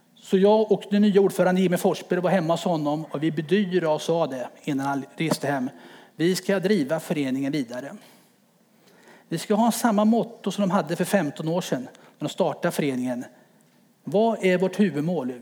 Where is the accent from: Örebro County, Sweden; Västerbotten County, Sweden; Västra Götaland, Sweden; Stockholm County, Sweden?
Örebro County, Sweden; Örebro; now in Timmersdala, Sweden; Född och uppväxt i Örebro i en fembarnsfamilj